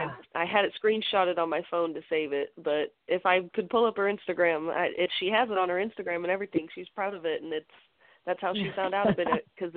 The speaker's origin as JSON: {"language": "English", "region": "Southern California", "country": "United States", "moved": "yes", "said": "I'm actually originally from Southern California."}